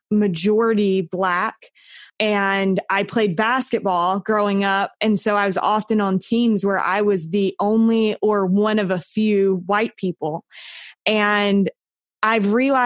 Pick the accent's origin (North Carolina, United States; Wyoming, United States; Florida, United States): North Carolina, United States; moved away as an adult; now in Utah, United States; I grew up in North Carolina and I've lived in Utah for the last 10-ish years